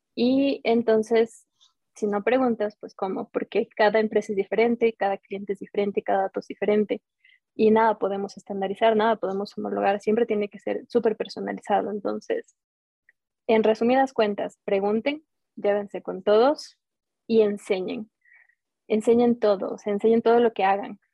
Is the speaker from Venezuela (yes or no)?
no; Ecuador; como ecuatorianos